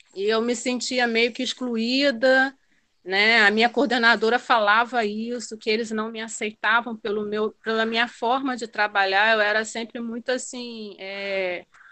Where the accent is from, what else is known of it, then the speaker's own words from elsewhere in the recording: Macaé, Rio de Janeiro, Brazil; moved away as an adult; now in Guinea-Bissau; eu sou macaense, da cidade de Macaé, né, no estado do Rio de Janeiro